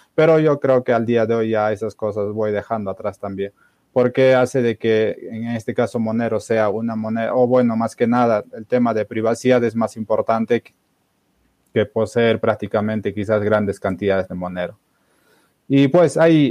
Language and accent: Spanish; Cusco, Peru; yo personalmente soy de, de Perú. no sé si conoce Machu Picchu. Estoy cerca a Machu Picchu.